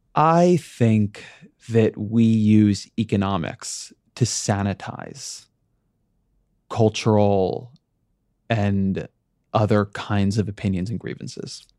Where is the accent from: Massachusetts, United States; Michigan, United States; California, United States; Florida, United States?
California, United States; Orange County; I come from Orange County